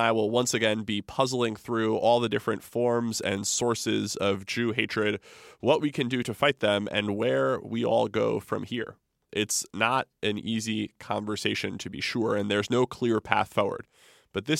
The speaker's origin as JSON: {"language": "English", "town": "Fair Lawn", "region": "New Jersey", "country": "United States", "tie": "born or raised there", "also_born_or_lived": "Westwood, New Jersey", "said": "I am a proud Jersey boy. I was born in Westwood, raised in Fairlawn"}